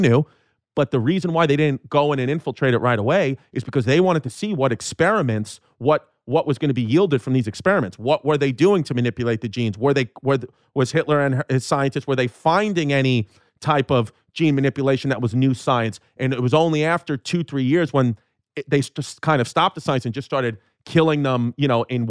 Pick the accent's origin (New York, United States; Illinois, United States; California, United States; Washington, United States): New York, United States; Brooklyn; Yeah, well, we're from Brooklyn, so it's all Chinese to us.